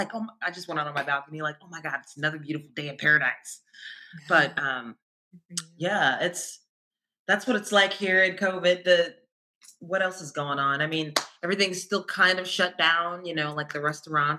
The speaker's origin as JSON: {"language": "English", "town": "Columbus", "region": "Ohio", "country": "United States", "tie": "born or raised there", "also_born_or_lived": "Milwaukee, Wisconsin", "moved": "as an adult", "lives_now": "Los Angeles, United States", "said": "I moved there for college. I went to MSOE. But before that, I was born and raised in Ohio, in Columbus."}